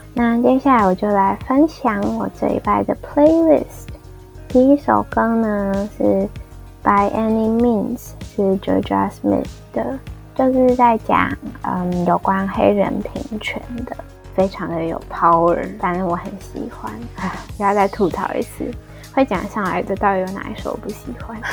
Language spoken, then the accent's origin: Chinese; Taiwan; 我台湾人欸